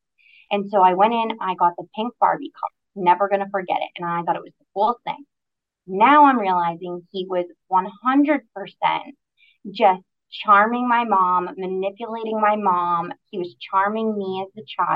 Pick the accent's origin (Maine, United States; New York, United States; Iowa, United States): Maine, United States; Aroostook County; moved away as an adult; now in Southern Maine, United States; I'm originally from Aroostook County. At 18 years old, I graduated high school and moved to Southern Maine